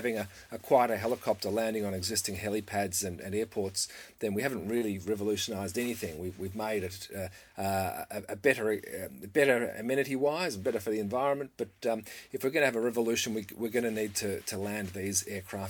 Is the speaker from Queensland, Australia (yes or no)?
no; Victoria, Australia; in my home state, we have, you know, 350 fatalities a year in Victoria, Australia